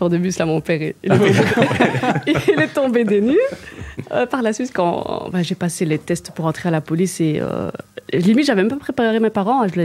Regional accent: Liège, Wallonia, Belgium; accent: liégeois; parce que j'ai l'accent liégeois.

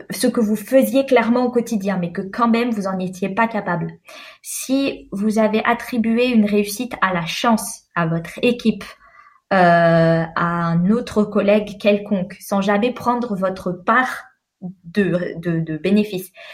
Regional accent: France; also born or lived in Algeria (parents); now in Sweden; je suis française et à l'heure actuelle, je vis en Suède

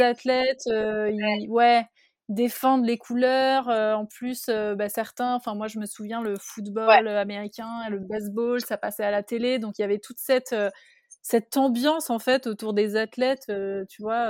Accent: France; comme nous on peut avoir en France

